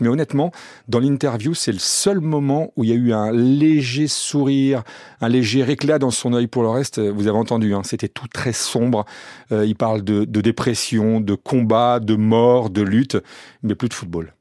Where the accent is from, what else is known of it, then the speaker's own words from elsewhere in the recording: France; on est français